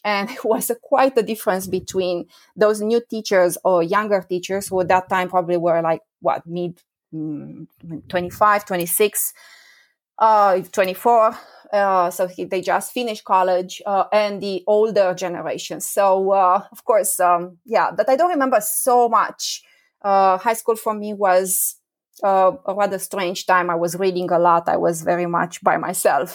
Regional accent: Romania; moved away; the country of my birth

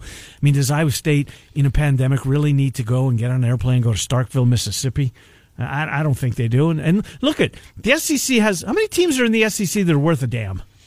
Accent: Canada; I went through the Canadian school system.

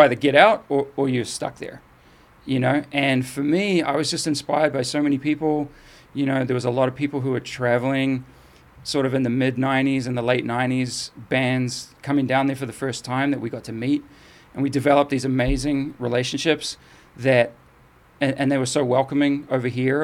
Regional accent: New Zealand; also born or lived in England; I moved from England to New Zealand, and, you know, when I was seven

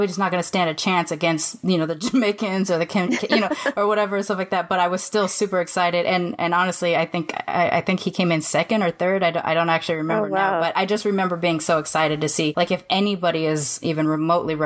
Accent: United States; they ask you where you're from, you say America

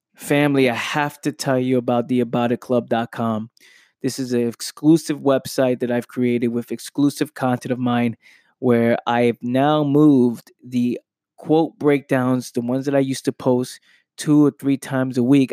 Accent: New York City, New York, United States; moved away as an adult; now in South Jersey, United States; I grew up in Pelham Parkway in the Bronx

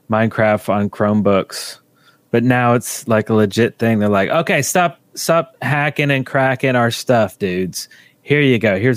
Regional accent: Canada; I am from Canada.

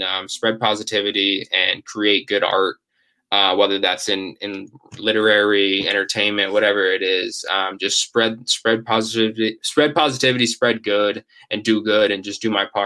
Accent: Ashland, Massachusetts, United States; my hometown, Ashland High School

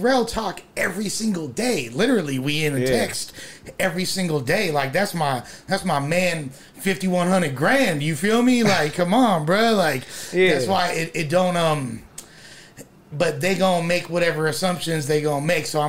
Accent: Los Angeles, California, United States; I'm from West

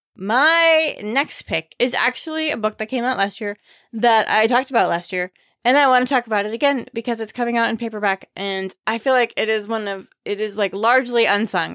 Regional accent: Maine, United States; I grew up in Maine, where people who grew up in Maine, many of them don't say the letter R

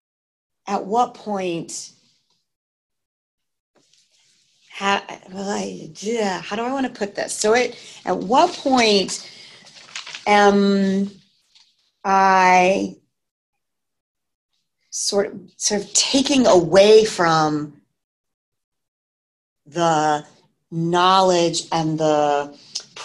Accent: Massachusetts, United States; I grew up in Massachusetts

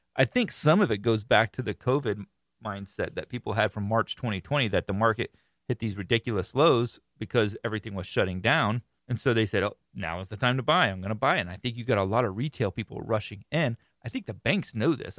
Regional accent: Florida, United States; I am born and raised in Florida

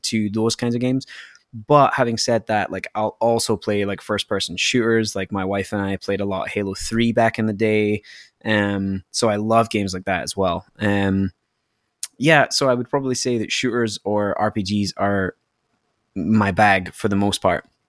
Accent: Scotland, United Kingdom; moved away; from my accent that I'm not from, uh, I'm not from Canada, I'm from Scotland

